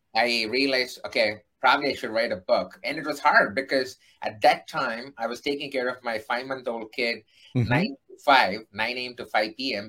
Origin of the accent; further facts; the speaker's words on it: India; moved away as an adult; now in United States; I am an Indian who uh-huh. came to United States to do my master's